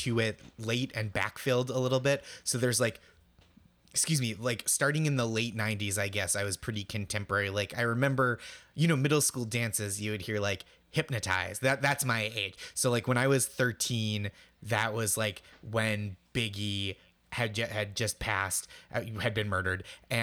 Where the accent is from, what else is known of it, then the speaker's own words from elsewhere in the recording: outside Boston, Massachusetts, United States; I grew up outside Boston